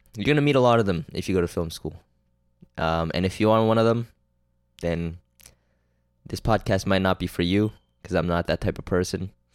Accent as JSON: {"language": "English", "country": "Canada", "said": "I'm Canadian"}